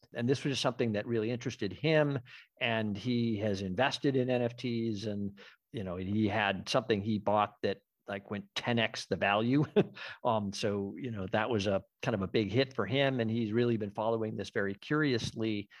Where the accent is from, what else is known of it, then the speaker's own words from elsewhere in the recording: Western Massachusetts, United States; I'm from Western Mass.